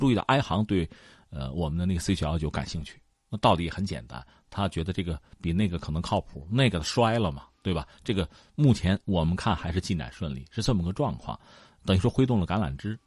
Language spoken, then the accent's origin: Chinese; China; 我们中国人